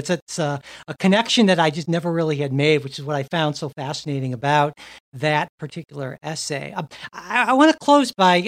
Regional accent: Midwest, United States; maybe it's because I'm a Midwesterner

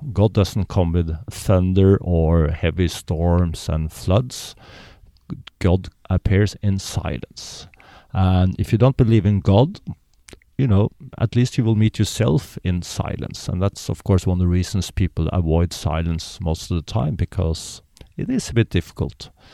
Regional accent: Norway; I'm born in Norway, which is a very privileged so, society.

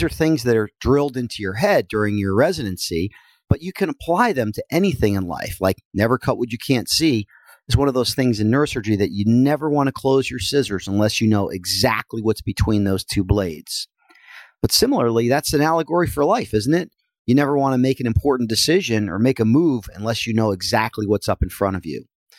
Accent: New Jersey, United States; Well, I am from Northern New Jersey, and I took up wrestling as a young boy

